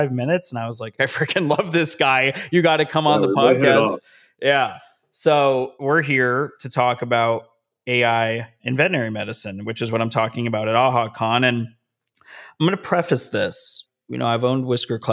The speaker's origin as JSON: {"language": "English", "town": "Las Vegas", "region": "Nevada", "country": "United States", "tie": "born or raised there", "moved": "yes", "lives_now": "Southern California, United States", "said": "I live in Southern California. My hometown is Las Vegas, Nevada"}